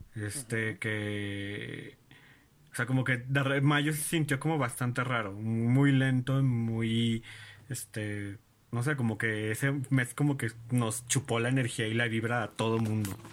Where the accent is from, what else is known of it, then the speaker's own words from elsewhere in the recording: Mexico; soy este mm, mexicano